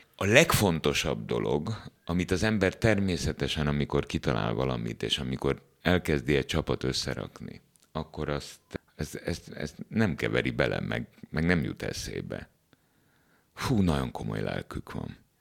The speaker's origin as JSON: {"language": "Hungarian", "country": "Hungary", "tie": "born or raised there", "said": "Abban az országban, ahol én születtem, és ahol ma is vagyok"}